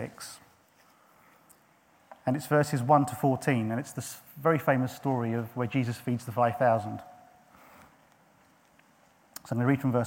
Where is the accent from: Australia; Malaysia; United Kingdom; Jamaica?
United Kingdom; St Albans, East of England; I was born in St Albans